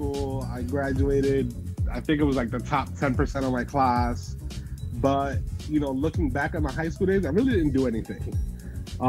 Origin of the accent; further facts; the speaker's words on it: New Jersey, United States; now in Baltimore County, United States; growing up in South Jersey